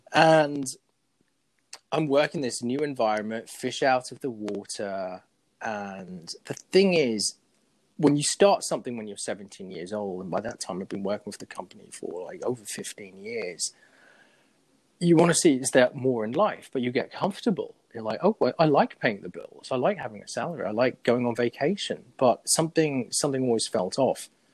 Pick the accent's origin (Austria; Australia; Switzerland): Switzerland; Zurich; moved away as an adult; also born or lived in England; now in United States; we moved to Zurich, Switzerland, and uh, I had to learn German and Swiss German. And that's where I essentially grew up